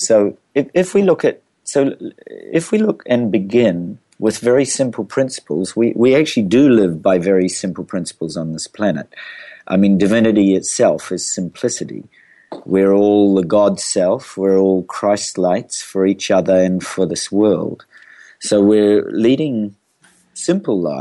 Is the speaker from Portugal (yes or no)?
no; New Zealand; I'm a New Zealander